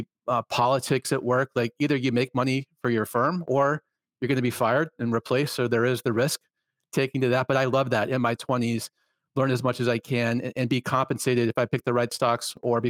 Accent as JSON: {"language": "English", "town": "Atlanta", "region": "Georgia", "country": "United States", "tie": "born or raised there", "moved": "as an adult", "said": "I grew up in the suburbs of Atlanta, Georgia, in the 1980s, 1990s"}